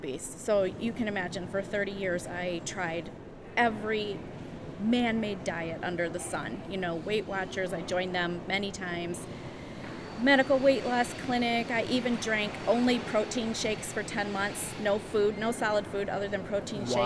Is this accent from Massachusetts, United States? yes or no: no; Berkley, Michigan, United States; also born or lived in Adrian, Michigan; I grew up in Berkeley, Michigan, which is just northwest of Detroit